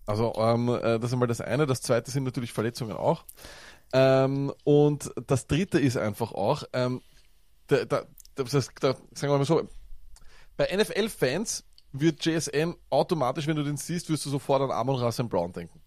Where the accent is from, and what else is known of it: Austria; accent: Viennese